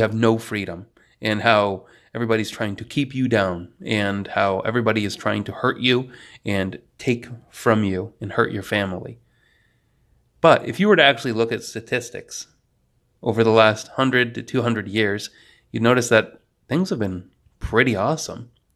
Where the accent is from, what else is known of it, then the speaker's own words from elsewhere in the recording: New York, United States; moved away as an adult; also born or lived in Poland; now in North Carolina, United States; I was raised by a family from New Jersey and lived in the middle of the boonies up in New York for most of my life.